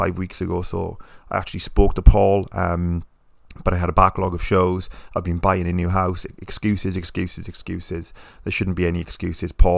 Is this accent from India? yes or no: no; United Kingdom; I'm British